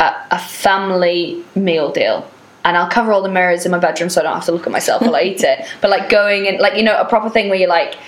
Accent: Wales, United Kingdom; there's a little tiny church that's very old in the village that I grew up in Wales

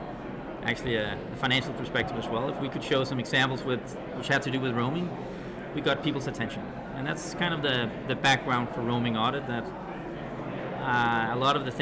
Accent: Denmark; In Denmark, I'm from Denmark.

